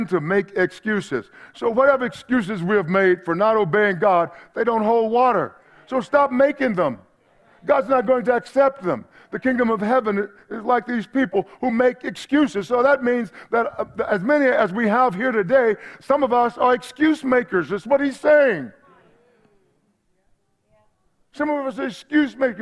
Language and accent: English; East Texas, United States; back home when I grew up in East Texas